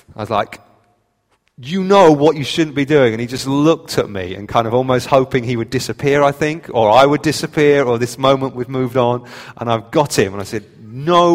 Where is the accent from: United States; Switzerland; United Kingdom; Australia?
United Kingdom; we're British